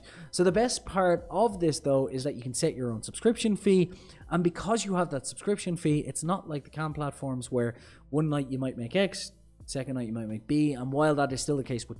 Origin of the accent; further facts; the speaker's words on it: Ireland; I'm Irish